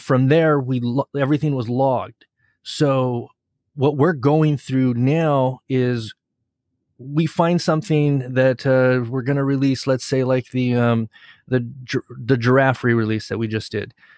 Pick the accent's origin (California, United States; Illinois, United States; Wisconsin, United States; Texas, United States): California, United States; Southern; growing up in Southern California, listening to ninety-five point five K L O S, the local Los Angeles radio station